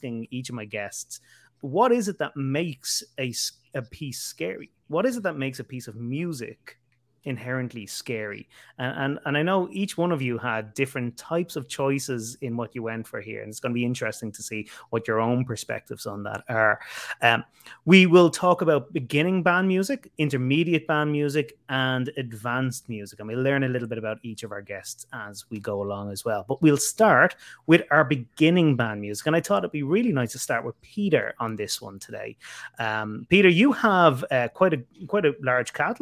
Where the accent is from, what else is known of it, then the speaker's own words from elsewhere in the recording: Ireland; growing up in Ireland